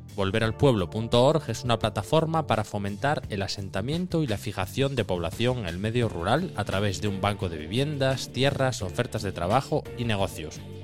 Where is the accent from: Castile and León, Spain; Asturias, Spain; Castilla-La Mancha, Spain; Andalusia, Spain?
Asturias, Spain; Cerredo; yo que soy de Cerredo, que es Cuenca Minera